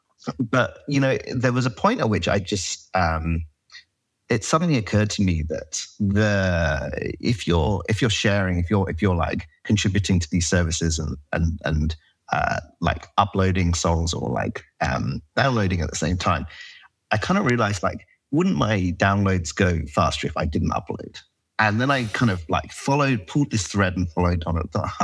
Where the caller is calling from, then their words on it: San Francisco, California, United States; I'm in San Francisco, California.